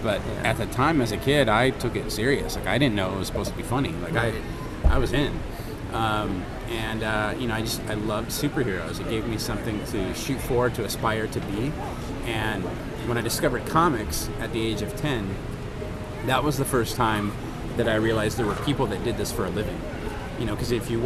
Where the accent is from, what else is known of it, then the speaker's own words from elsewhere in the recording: Orange County, California, United States; I grew up here in Orange County